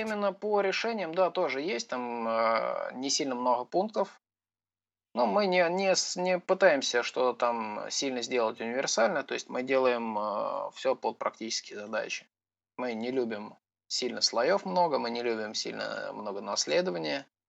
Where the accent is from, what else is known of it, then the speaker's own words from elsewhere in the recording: Voronezh, Voronezh Oblast, Russia; Я из Воронежа